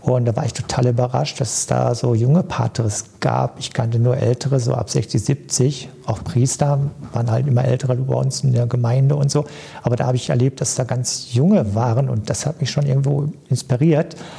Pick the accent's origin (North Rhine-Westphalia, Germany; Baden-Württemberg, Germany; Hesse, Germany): North Rhine-Westphalia, Germany; Cappenberg; moved away as an adult; also born or lived in Duisburg-Hamborn; now in Duisburg, Germany; ich komme gebürtig aus Kappenberg, äh, in der Nähe von zwischen Münster und Dortmund